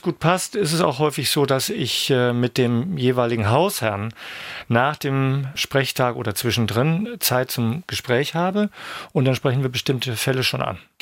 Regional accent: Ankum, Lower Saxony, Germany; moved away as an adult; now in Schwerin, Germany; Ich stamme aus dem Landkreis Osnabrück, einem Ort namens Ankum

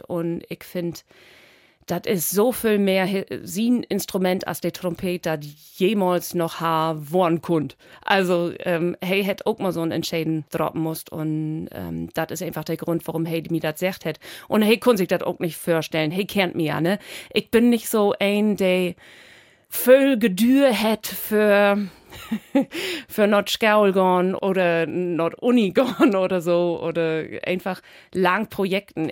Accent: Spetzerfehn, Lower Saxony, Germany; accent: Low German (East Frisian Platt); now in Berlin, Germany; ich komme ut aus Friesland, Helgenau ut Spetzerfein, das ist Dorby Wiesmoor

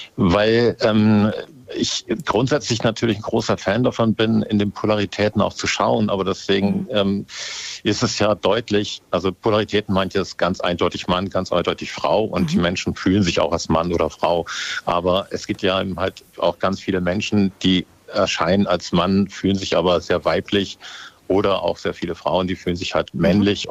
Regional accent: Hamburg, Germany; ich bin eigentlich Hamburger

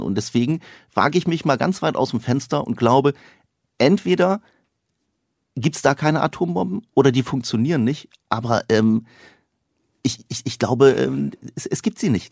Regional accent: the Osnabrück area, Lower Saxony, Germany; ich komme auch aus der Ecke

